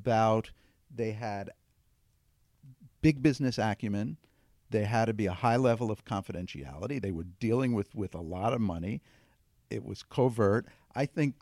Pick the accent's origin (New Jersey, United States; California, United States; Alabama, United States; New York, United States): New York, United States; Long Beach; I grew up in New York, in Long Beach, New York